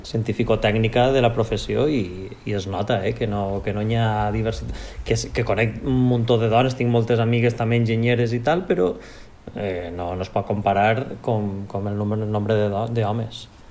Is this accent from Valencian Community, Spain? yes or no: yes; Valencian Community, Spain; altres valencians